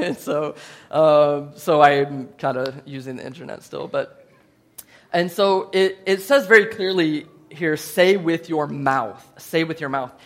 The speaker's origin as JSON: {"language": "English", "country": "United States", "said": "I'm from the United States of America"}